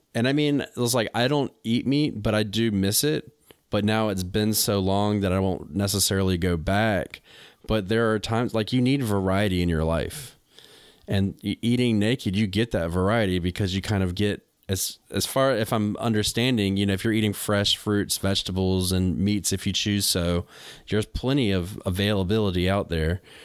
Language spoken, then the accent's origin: English; North Carolina, United States; moved away as an adult; also born or lived in New England; I'm from North Carolina, but I lived in New England for ten years